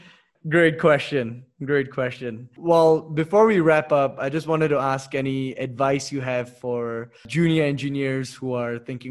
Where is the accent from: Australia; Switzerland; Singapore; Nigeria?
Singapore; moved away as an adult; now in Mexico; especially as an expat. I personally feel, especially since I come from Singapore and there are not that many of us here